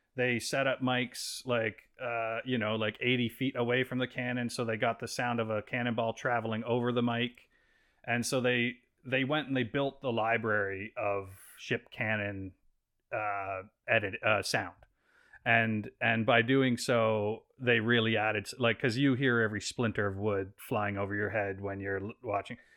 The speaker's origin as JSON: {"language": "English", "region": "East Coast of Canada", "country": "Canada", "moved": "yes", "lives_now": "Vancouver, Canada", "said": "I'm from the East Coast of Canada."}